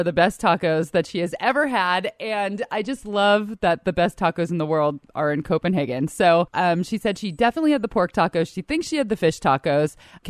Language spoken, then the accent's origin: English; California, United States; I grew up in California, and so I consider myself kind of a Mexican food snob.